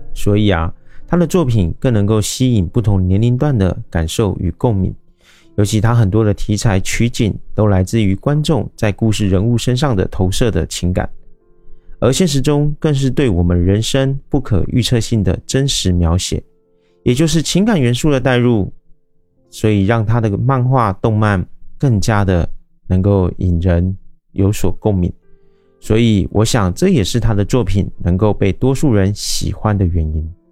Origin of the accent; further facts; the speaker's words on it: Taiwan; 我是一位来自台湾喜欢旅行与这个爱交朋友的